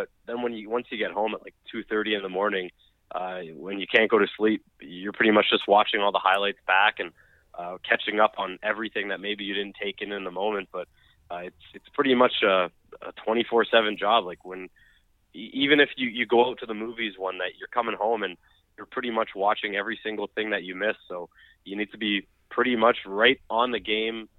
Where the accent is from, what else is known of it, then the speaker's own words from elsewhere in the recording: Canada; being a Canadian myself